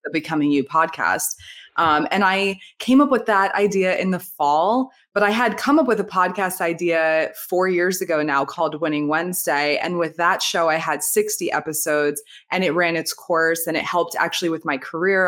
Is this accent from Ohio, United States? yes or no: no; New Jersey, United States; now in Florida, United States; I'm from Jersey, outside New York, I now live in Florida